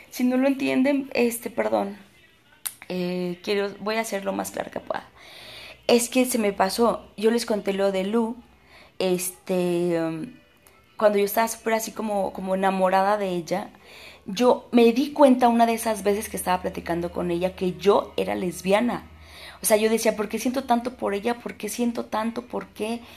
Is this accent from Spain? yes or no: no; Puebla, Mexico; que yo soy de, de Puebla. Ay, de Puebla.